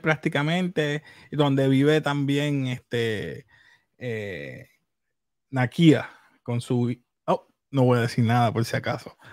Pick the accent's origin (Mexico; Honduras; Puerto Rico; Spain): Puerto Rico; soy puertorriqueño